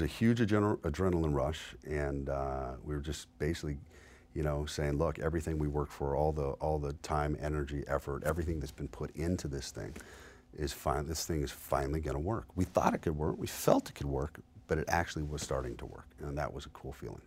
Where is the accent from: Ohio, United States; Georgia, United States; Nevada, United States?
Nevada, United States; Las Vegas; I was born and raised here in Las Vegas